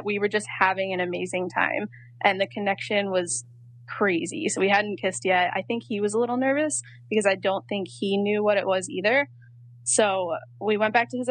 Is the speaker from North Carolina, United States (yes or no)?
yes; North Carolina, United States; I'm from North Carolina